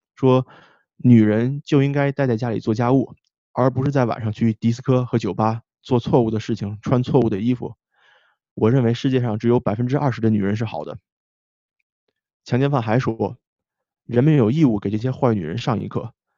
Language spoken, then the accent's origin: Chinese; China; moved away; 咱们好像在国内长大的时候就没有被教过这个 consent 这个问题